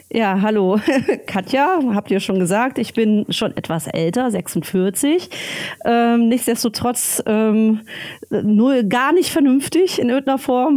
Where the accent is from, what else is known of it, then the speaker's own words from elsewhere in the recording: North Rhine-Westphalia, Germany; also born or lived in Berlin; now in Friedrichshafen, Germany; ich bin groß geworden am Niederrhein ja. in Nordrhein-Westfalen.